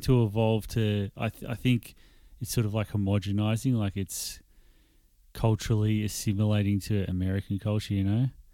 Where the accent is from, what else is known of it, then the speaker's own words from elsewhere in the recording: Australia; I put my ethnicity as Australian